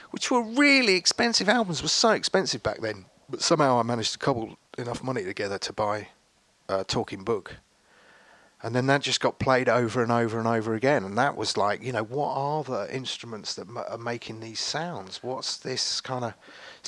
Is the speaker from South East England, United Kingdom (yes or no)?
yes; Henley-on-Thames, South East England, United Kingdom; also born or lived in Reading, Berkshire; I kind of grew up just outside of here, really, Henley, in a little village